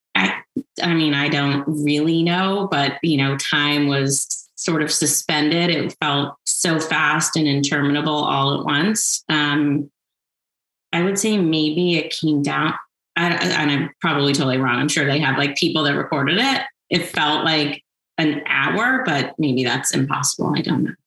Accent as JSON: {"language": "English", "town": "Washington", "region": "District of Columbia", "country": "United States", "tie": "born or raised there", "moved": "yes", "lives_now": "Montecito, United States", "said": "I grew up in Washington, D.C."}